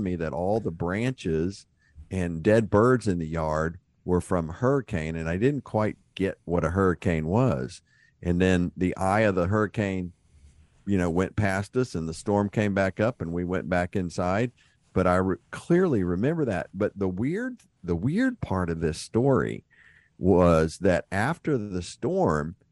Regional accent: Houston, Texas, United States; growing up in Houston

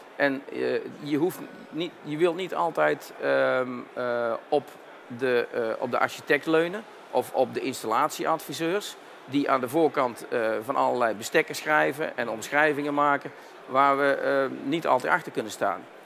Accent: Tilburg, North Brabant, Netherlands; Een andere tongval, dat klopt. Ik kom zelf uit Tilburg.

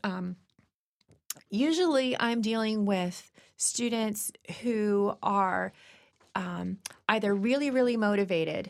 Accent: Virginia, United States; moved away; I was born in Virginia

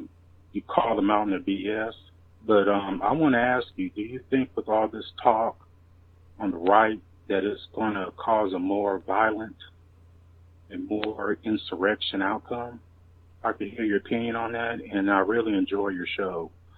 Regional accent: Tennessee, United States; I'm from Tennessee.

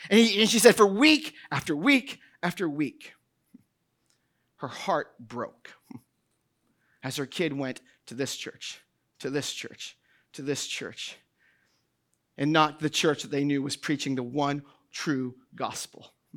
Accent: New Hampshire, United States; moved away; I grew up in New Hampshire. Uh, I grew up outside of Boston.

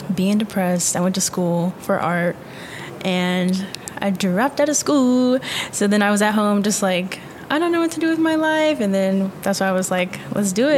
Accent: Virginia, United States; moved away as an adult; now in Tucson, United States; I'm from Virginia

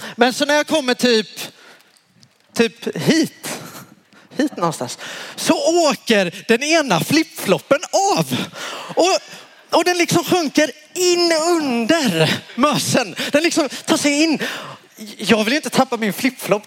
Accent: Värnamo, Jönköping County, Sweden; moved away; där jag kommer ifrån från början, Småland, Värnamo

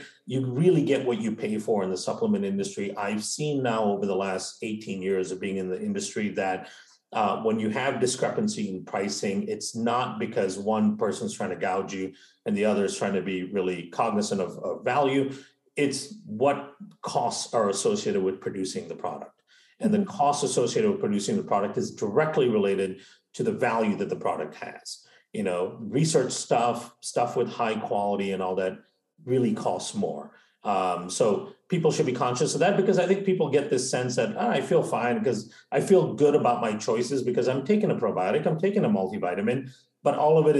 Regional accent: India; also born or lived in Malaysia; now in United States; So I grew up in India and Malaysia, right? And before moving to the States.

